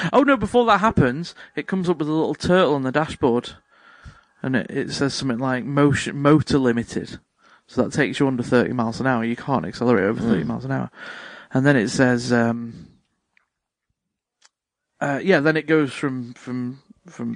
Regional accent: Chester, North West England, United Kingdom; I'm from the Chester area

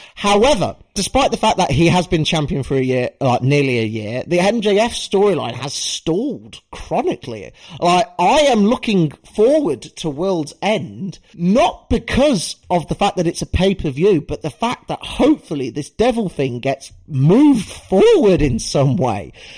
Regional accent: United Kingdom; as a British wrestling fan

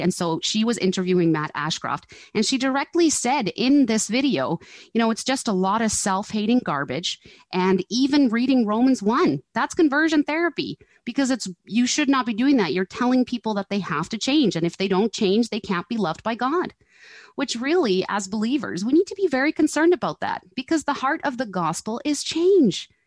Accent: Netherlands; now in Canada; I grew up in Holland

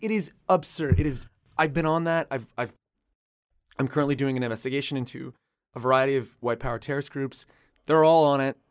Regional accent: Canada; I'm from Canada

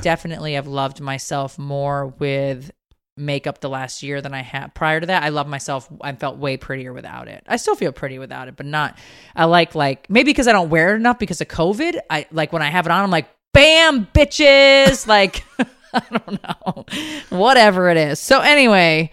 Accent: Connecticut, United States; moved away; a casino that is from my hometown. Like, Mohegan Sun is in Connecticut. I used to sneak in there when I was underage

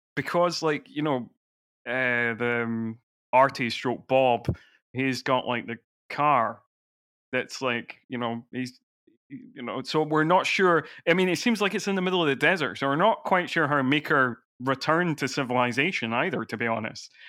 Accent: Edinburgh, Scotland, United Kingdom; I grew up in Edinburgh, so I was always going to fringe shows

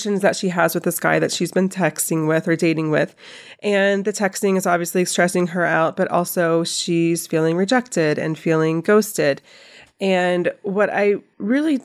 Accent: Asheville, North Carolina, United States; moved away; my hometown of Asheville, North Carolina

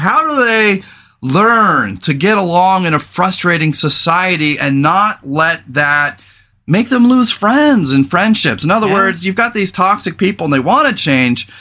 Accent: California, United States; moved away as an adult; now in Portland, United States; I come from California, former veteran

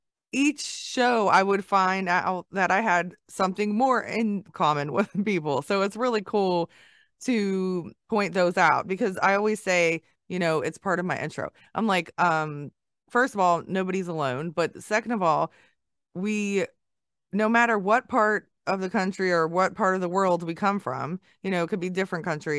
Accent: Hawaii, United States; I was born in Hawaii

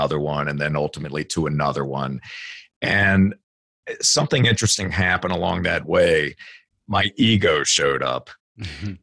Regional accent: Virginia, United States; I grew up in Virginia

